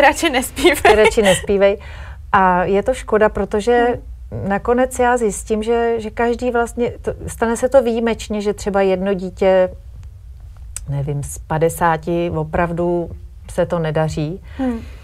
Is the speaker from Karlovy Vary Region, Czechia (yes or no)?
no; Prague, Czechia; now in Brdy region, Czech Republic; my jsme teda původně všichni z Prahy